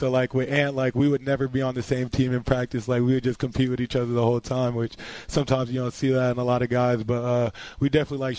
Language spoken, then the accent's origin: English; New York, United States; now in Fayetteville, United States; I'm from New York. I've been playing on the parks all my life. So that's kind of just how I was brought up.